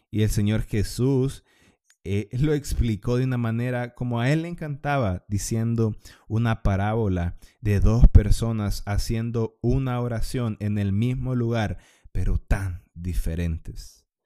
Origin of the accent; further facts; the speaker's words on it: Honduras; para los que fueron católicos porque somos hondureños, porque sí, eh, a la mayoría de los hondureños nos llevan a misa de pequeños